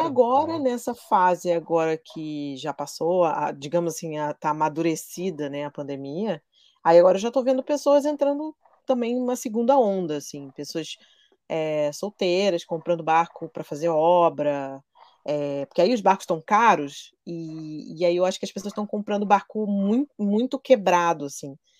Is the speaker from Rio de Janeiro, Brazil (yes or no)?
yes; Rio de Janeiro, Brazil; moved away as an adult; also born or lived in São Paulo / Angra dos Reis; sou carioca, apesar de nos últimos 11 anos eu ter morado em São Paulo